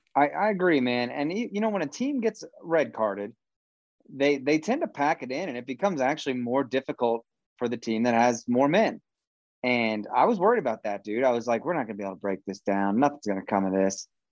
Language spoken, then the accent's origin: English; Kansas, United States; we're from Kansas and we're too nice.